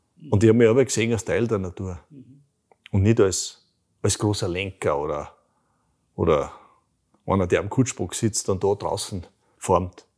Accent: Bruck an der Großglocknerstraße, Salzburg, Austria; also born or lived in Radstadt / Lower Austria; ich bin, ich bin im Bruck an der Glucknerstraße aufgewachsen, in Rottstock geboren

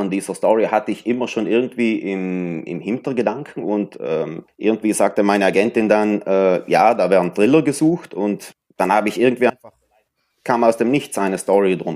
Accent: Merano, Trentino-Alto Adige, Italy; born there; Also ich bin eigentlich in Meran wirklich hier geboren, in dieser Stadt. Dann ist meine Familie natürlich ein paar Mal umgezogen und so weiter und so fort.

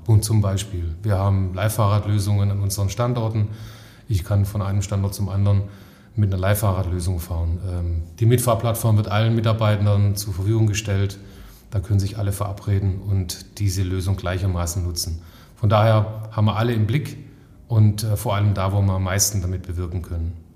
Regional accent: Stuttgart area, Baden-Württemberg, Germany; Ich komme aus der Heimat, also ähm, Stuttgarter Raum

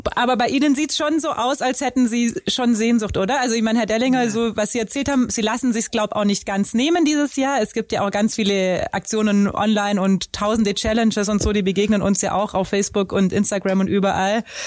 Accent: Wangen im Allgäu, Baden-Württemberg, Germany; als Schülerin, ich komme aus Wangen

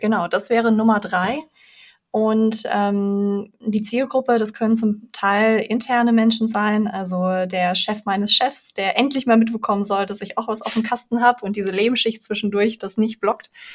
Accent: Frankfurt, Hesse, Germany; also born or lived in Belarus; bin mit vier Jahren nach Deutschland gekommen, in Frankfurt aufgewachsen

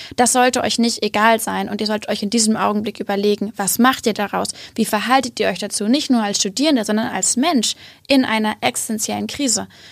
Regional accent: Hamburg, Germany; also born or lived in Göttingen; Ich komme aus Hamburg.

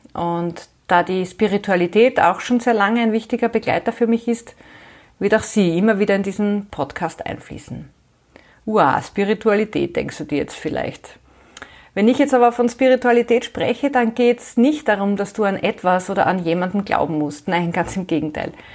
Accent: Graz, Styria, Austria; moved away as an adult; now in Vienna, Austria; Ich bin Österreicherin, ich bin in Graz geboren und aufgewachsen, ich habe auch dort noch studiert und bin dann nach dem Studium vor mittlerweile mehr als 25 Jahren nach Wien gekommen, wo ich derzeit lebe und arbeite.

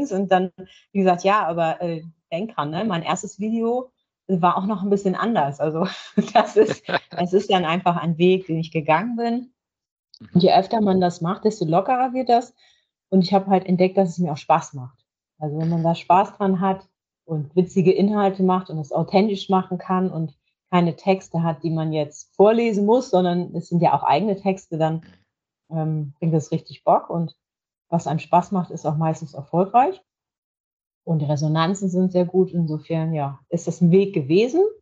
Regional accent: Leer, Lower Saxony, Germany; Ich bin ein Nordlicht, genau. Es ist, ähm, ich komme aus Leer, das ist in, in, aus Friesland, hier direkt an der Nordseeküste.

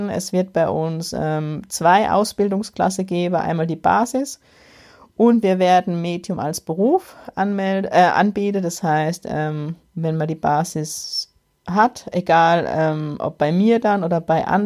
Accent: Germany; Ich kann als Deutsche nicht einfach in Österreich Einnahme

